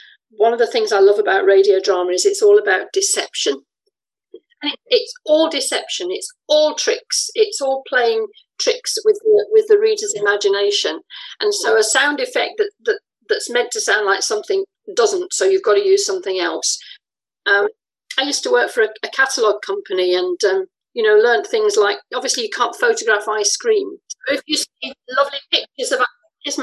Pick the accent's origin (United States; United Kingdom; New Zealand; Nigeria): United Kingdom; England; moved away as an adult; also born or lived in France; now in Scotland; You can hear from my voice I'm English, but I lived in France for a while and I've lived in Scotland for more than half my life.